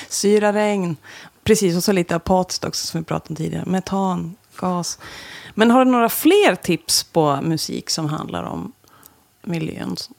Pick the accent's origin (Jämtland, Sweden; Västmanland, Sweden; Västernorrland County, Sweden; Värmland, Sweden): Jämtland, Sweden; Östersund; moved away as an adult; also born or lived in Kalix / Stockholm / Umeå; now in Västerbotten, Sweden; Östersund, så därför klev jag på det där. Alltså min hemstad